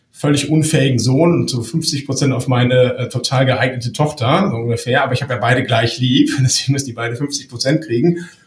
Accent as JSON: {"language": "German", "region": "Lower Saxony", "country": "Germany", "said": "Mein Großvater war Bauunternehmer im Emsland, wo ich herkomme."}